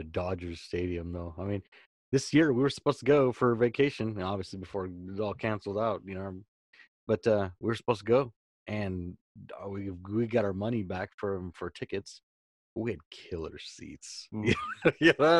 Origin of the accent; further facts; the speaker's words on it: Washington, United States; 15 years old, and here we're watching the LA Kings, and I'm from Washington